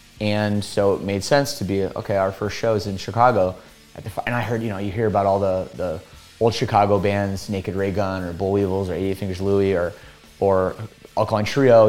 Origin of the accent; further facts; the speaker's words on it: Burlington, Ontario, Canada; also born or lived in Toronto; So we're from the Toronto area.